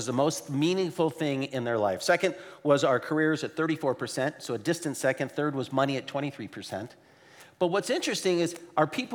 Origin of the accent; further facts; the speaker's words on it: Portland, Oregon, United States; we are from Portland, Oregon